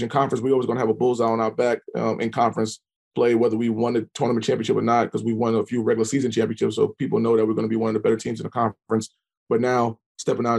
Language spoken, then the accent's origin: English; New York City, New York, United States; now in Norfolk, United States; I'm from New York City